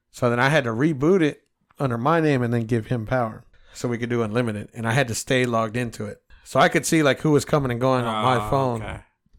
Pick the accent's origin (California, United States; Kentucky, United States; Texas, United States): Texas, United States; Del Valle; I'm from Del Valley.